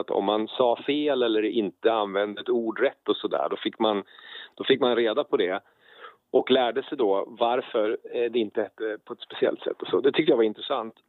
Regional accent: Karlstad, Värmland, Sweden; Jag är född 1971 i Karlstad nere i Värmland

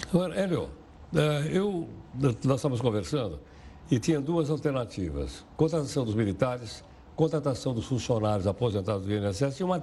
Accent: São Paulo, Brazil; Eu sou lá da Baixada do Glicério.

